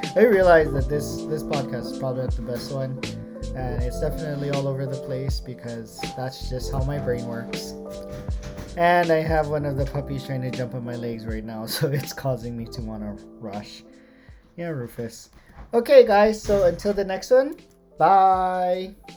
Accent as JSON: {"language": "English", "country": "United States", "moved": "as an adult", "lives_now": "Japan", "said": "I identify now as an American. Uh, prior to this, I identified as Japanese, but living here made me realize that I am not as informed with how traditional Japanese things are operated, and so I am definitely American"}